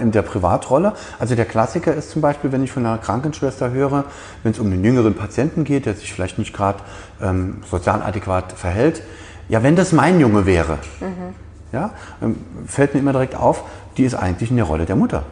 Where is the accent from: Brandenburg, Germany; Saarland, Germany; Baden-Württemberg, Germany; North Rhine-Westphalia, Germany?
Saarland, Germany; bei uns im Saarland, das sehr industriegeprägt ist